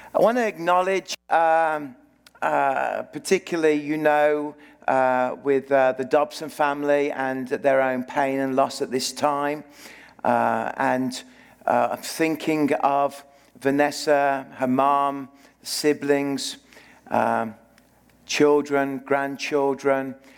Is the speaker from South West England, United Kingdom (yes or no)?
no; Birmingham, West Midlands, United Kingdom; moved away as an adult; now in Okanagan, Canada; I live in the city of, grew up in the city of Birmingham, in the heart of Britain